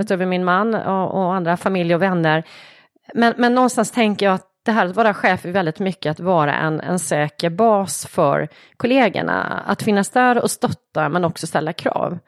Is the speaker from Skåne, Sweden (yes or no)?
no; Tvååker, Halland County, Sweden; jag är uppvuxen utanför Varberg, en liten, mm. liten ort, Tvååker heter det